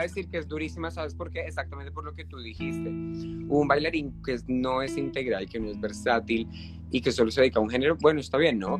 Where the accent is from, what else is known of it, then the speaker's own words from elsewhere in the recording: Colombia; nosotros como colombianos